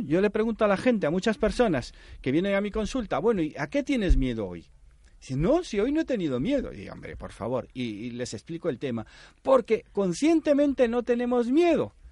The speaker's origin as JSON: {"language": "Spanish", "country": "Panama", "tie": "born or raised there", "moved": "yes", "lives_now": "Spain", "said": "en Panamá, yo nací en Panamá, mi padre me decía, tú vas a cobrar la mitad que los demás"}